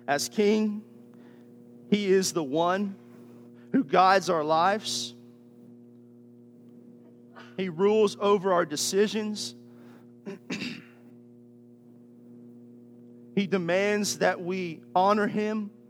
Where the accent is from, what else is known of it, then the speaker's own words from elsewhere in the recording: United States; As American Christians